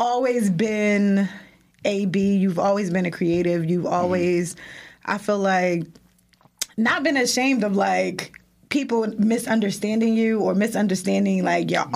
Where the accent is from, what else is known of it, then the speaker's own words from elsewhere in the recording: Irvington, New Jersey, United States; we grew up in Irvington